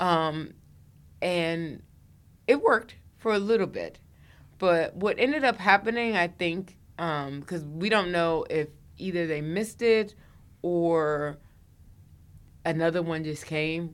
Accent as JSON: {"language": "English", "town": "Washington", "region": "District of Columbia", "country": "United States", "also_born_or_lived": "New York", "moved": "as an adult", "said": "I'm from the D C area"}